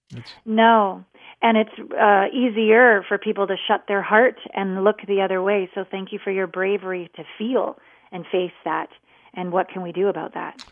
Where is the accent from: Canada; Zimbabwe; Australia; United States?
Canada; I'm a Canadian